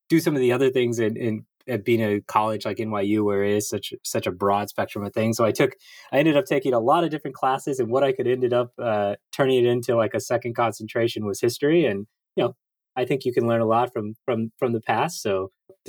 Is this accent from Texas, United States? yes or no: yes; Corpus Christi, Texas, United States; moved away as an adult; now in New York City, United States; I grew up in Corpus Christi, Texas, a smaller town in South Texas, and lived there my whole life until I actually went to school in New York City